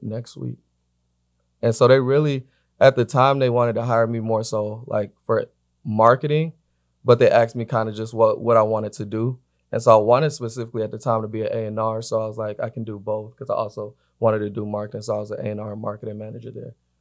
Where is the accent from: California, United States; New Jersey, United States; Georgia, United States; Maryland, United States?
Georgia, United States; Atlanta; now in Los Angeles, United States; I'm based in L A. I'm from Atlanta